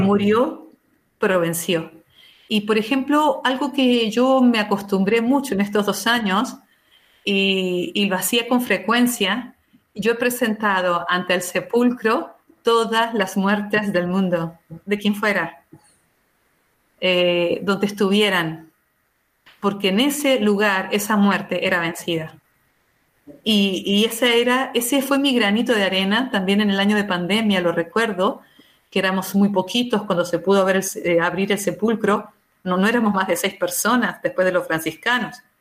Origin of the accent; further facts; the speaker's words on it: Argentina; now in Israel; Yo que soy argentina